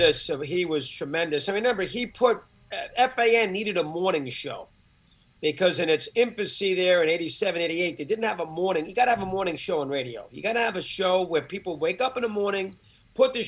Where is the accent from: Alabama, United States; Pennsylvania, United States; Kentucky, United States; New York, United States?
New York, United States; Syosset; I'm from Syosset, Long Island